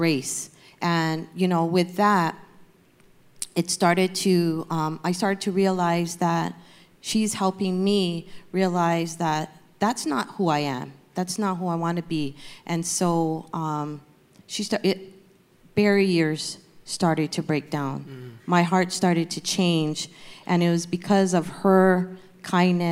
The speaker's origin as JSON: {"language": "English", "region": "Hawaii", "country": "United States", "moved": "yes", "lives_now": "Torrance, United States", "said": "I'm from Hawaii, and I moved to California in 1986, and then moved to Torrance in 1996."}